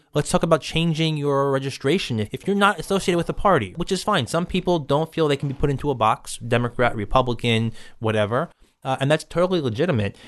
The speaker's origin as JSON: {"language": "English", "town": "New York City", "region": "New York", "country": "United States", "tie": "born or raised there", "said": "I grew up in Bay Ridge, spent my whole life living here"}